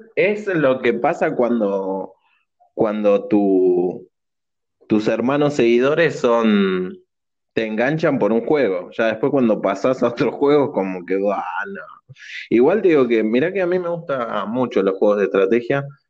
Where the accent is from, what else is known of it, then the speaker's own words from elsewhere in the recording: Argentina; somos argentinos y pobres